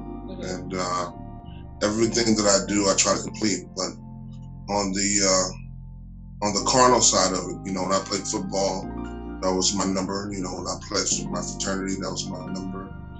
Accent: Oklahoma City, Oklahoma, United States; now in Atlanta, United States; I am from Oklahoma City.

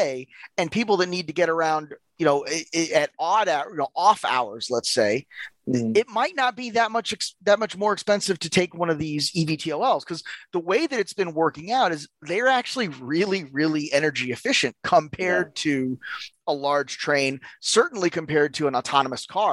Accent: United States; as an American

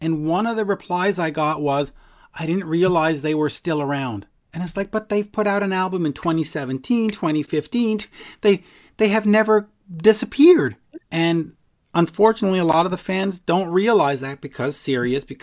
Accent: Montreal, Quebec, Canada

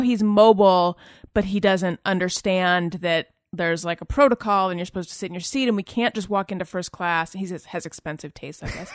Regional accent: Southern California, United States; also born or lived in New York; I'm from Southern California originally

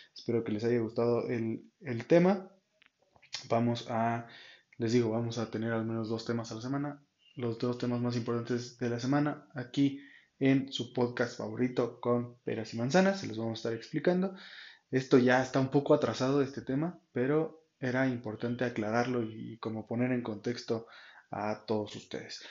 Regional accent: Tulancingo, Hidalgo, Mexico; yo soy de Tulancingo Hidalgo

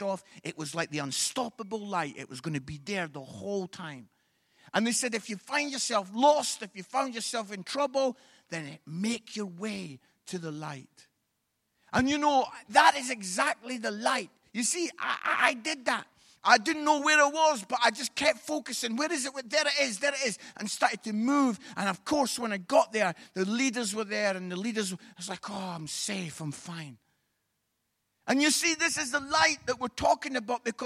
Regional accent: Edinburgh, Scotland, United Kingdom; I'm from Edinburgh.

